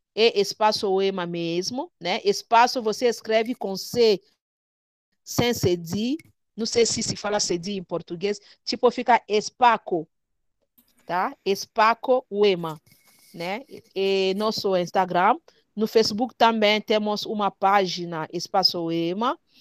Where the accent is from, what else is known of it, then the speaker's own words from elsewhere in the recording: DR Congo; Portuguese is a second language; moved away as an adult; now in Brazil; sou da República Democrática do Congo. É, estou no Brasil há cinco anos